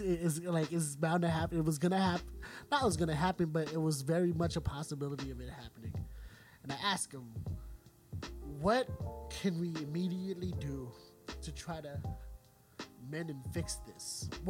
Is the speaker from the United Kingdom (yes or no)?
no; Philippines; I'm a Filipino in a predominantly black school, a lot of culture clashing